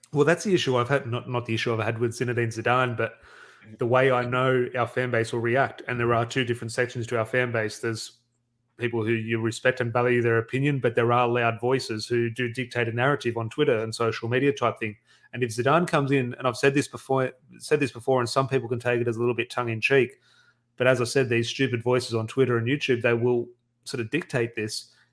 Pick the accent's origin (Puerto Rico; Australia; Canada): Australia; Australian Man United fans on the other side of the world